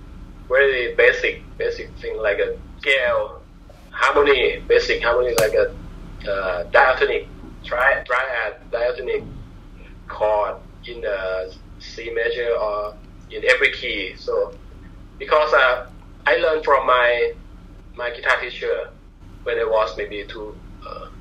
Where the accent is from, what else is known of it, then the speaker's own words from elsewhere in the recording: Bangkok, Thailand; English is a second language; moved away as an adult; also born or lived in Pattaya, Thailand; now in Chiang Mai, Thailand; I was living in Bangkok